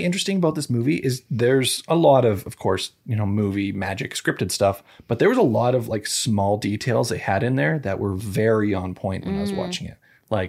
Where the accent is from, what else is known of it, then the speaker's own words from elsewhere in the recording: Canada; We're Canadian.